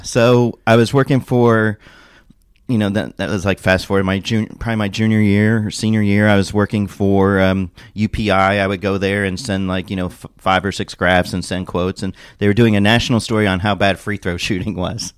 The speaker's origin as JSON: {"language": "English", "town": "Indianapolis", "region": "Indiana", "country": "United States", "tie": "born or raised there", "said": "I grew up in Indianapolis, or moved there when I was ten."}